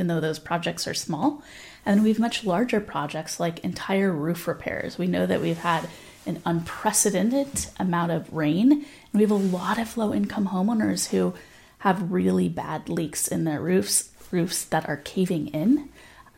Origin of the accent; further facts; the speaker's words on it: Los Angeles, California, United States; now in Santa Barbara, United States; I'm from Los Angeles